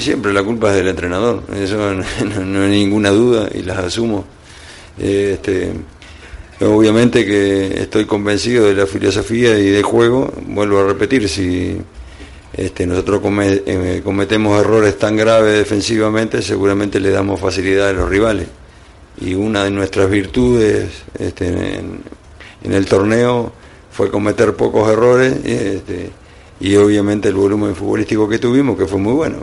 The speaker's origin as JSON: {"language": "Spanish", "country": "Mexico", "said": "somos mexicanos"}